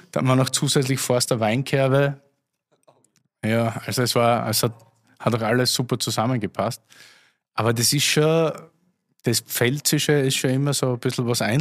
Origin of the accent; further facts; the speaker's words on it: Austria; Das Problem gab es ja bei uns zu Hause in Österreich auch.